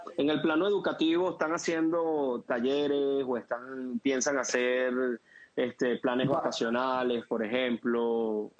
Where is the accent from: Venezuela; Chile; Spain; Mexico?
Venezuela; como venezolanos